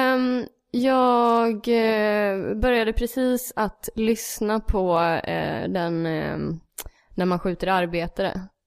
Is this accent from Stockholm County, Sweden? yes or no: no; Gävle, Gävleborg County, Sweden; jag är från Gävle